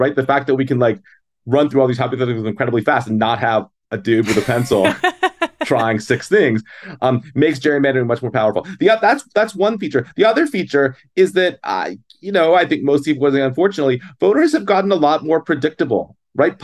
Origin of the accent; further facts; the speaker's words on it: Maryland, United States; now in Wisconsin, United States; my home state, actually, where I came from